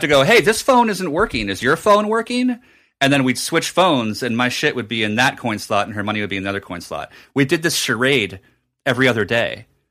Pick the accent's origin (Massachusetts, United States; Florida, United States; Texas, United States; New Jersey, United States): New Jersey, United States; at a Borders in my hometown in Jersey